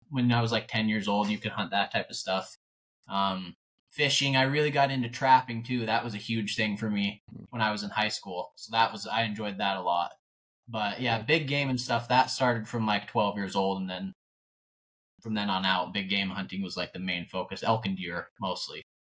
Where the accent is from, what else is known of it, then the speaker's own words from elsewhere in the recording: North Idaho, United States; born and raised in North Idaho. Uh, grew up in a super small town